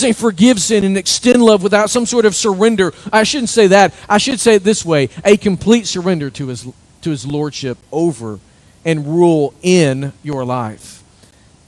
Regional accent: United States; There's not much life in us as American Christians anymore.

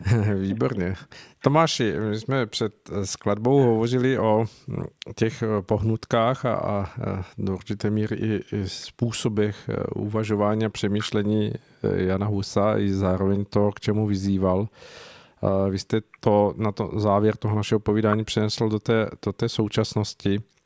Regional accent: Czechia; tady u nás v Čechách

